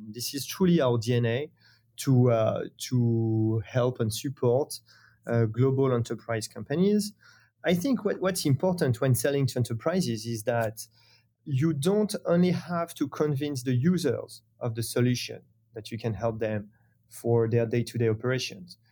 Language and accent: English; France; accent: French; English is a second language; founded in France, as you have probably understood thanks to my, my accent.